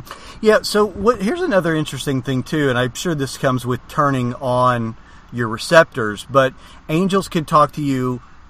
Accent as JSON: {"language": "English", "country": "United States", "said": "I'm an American"}